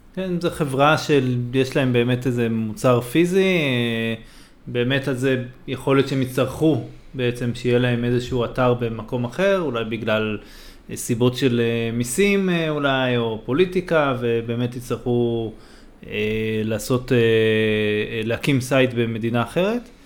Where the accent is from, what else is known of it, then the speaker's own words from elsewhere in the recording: Israel; בתור ישראלי